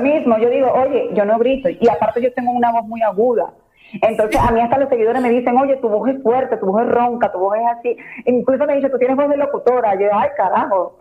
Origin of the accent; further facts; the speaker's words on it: Venezuela; also born or lived in Mexico City, Mexico; now in Mexico; mis raíces son mis raíces, soy venezolana, tengo un carácter de una venezolana